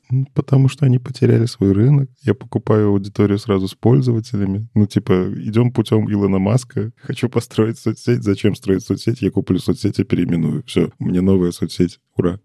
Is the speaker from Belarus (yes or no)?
yes; Belarus; я из Беларуси.